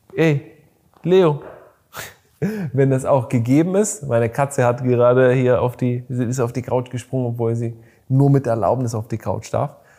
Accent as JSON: {"language": "German", "country": "Bulgaria", "tie": "born or raised there", "moved": "yes", "said": "ich bin in Bulgarien geboren"}